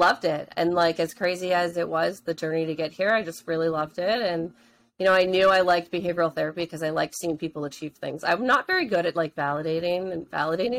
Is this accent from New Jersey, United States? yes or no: yes; New Jersey, United States; also born or lived in Pittsburgh; I grew up in North Jersey